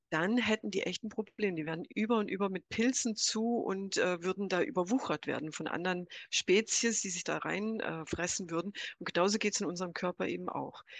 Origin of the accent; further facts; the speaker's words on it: United States; now in Germany; ich bin 63 in den USA geboren, aufgewachsen, nach Deutschland gekommen